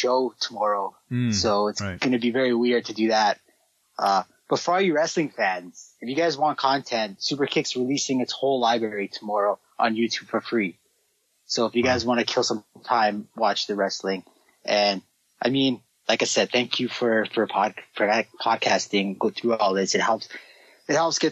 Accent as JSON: {"language": "English", "town": "Toronto", "region": "Ontario", "country": "Canada", "said": "I'm from Toronto."}